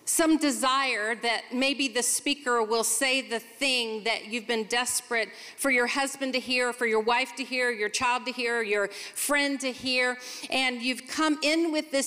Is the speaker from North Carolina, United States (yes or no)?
yes; Charlotte, North Carolina, United States; I'm from Charlotte, North Carolina